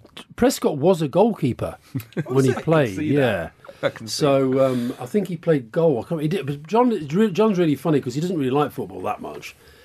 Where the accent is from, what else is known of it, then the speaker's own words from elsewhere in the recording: Keighley, Yorkshire and the Humber, United Kingdom; moved away; Well, I was born in Keighley, which is only about 19 miles away.